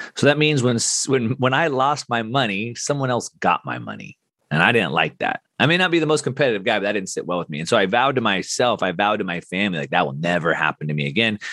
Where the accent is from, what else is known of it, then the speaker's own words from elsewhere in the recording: Southern California, United States; I grew up in Southern California doing action sports.